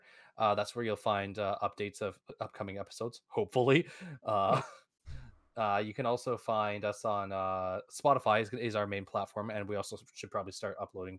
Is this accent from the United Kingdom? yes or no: yes; England, United Kingdom; I'm English, so I'm allowed to rag on them.